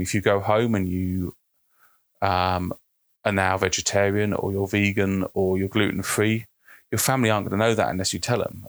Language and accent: English; United Kingdom; I'm British